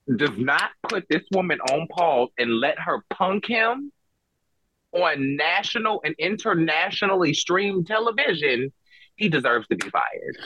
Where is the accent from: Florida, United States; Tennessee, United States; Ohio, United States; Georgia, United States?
Georgia, United States; I grew up in the suburbs of Georgia